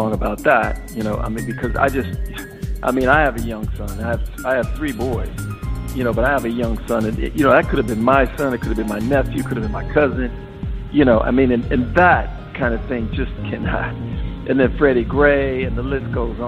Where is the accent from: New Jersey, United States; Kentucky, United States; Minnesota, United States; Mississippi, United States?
Minnesota, United States; Minneapolis; where I grew up in Minneapolis